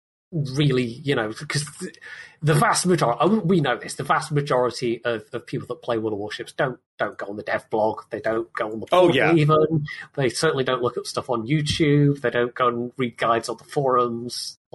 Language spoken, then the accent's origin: English; United Kingdom; as a Brit